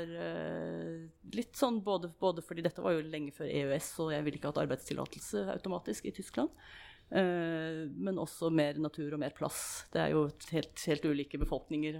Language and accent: Norwegian; Moss, Østfold, Norway; also born or lived in Germany; now in Stavanger, Norway; jeg vokste opp på Jeløy, eller Jeløy som jeg egentlig burde si, det, så, i, i, Moss